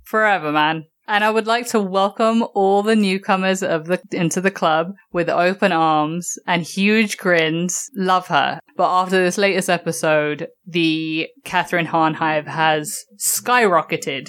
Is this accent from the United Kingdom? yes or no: yes; England, United Kingdom; growing up in England